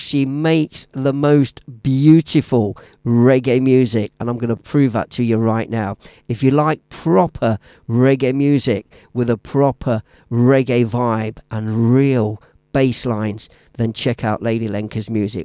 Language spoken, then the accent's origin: English; Leicester, East Midlands, United Kingdom; Now, Leicester City is my hometown. I was born and raised there, and I live just on the outskirts now.